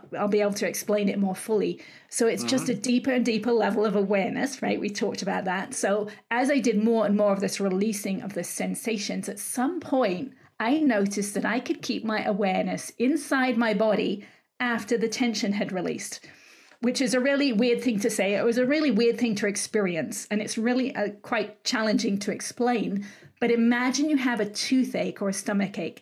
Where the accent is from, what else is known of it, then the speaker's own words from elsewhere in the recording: England, United Kingdom; moved away as an adult; now in California, United States; I'm from England originally. I live in California and have done for 30 odd years.